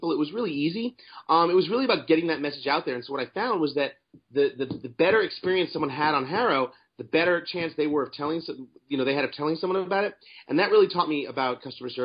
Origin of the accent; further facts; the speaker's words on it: New York City, New York, United States; I grew up in New York City as a public school kid